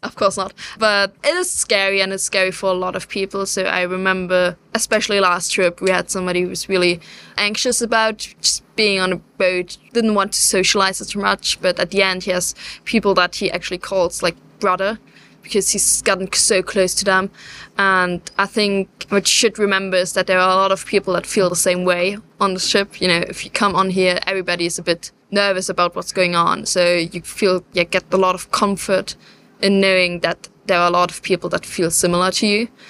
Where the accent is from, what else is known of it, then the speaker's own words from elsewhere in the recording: Germany; I am German, yes, so I, I'm not British